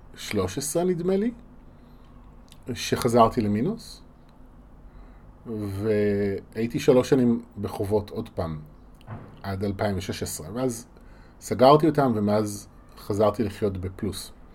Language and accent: Hebrew; Israel; בשבילנו כישראלים